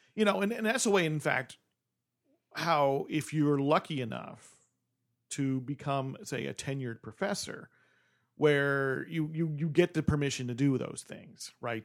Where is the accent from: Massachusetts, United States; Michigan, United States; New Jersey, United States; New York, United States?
New Jersey, United States; moved away; I'm from New Jersey